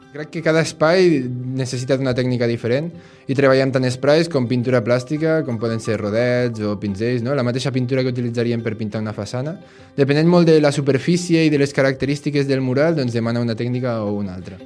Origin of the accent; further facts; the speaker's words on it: Bellmunt del Priorat, Catalonia, Spain; sóc de Bellmunt del Priorat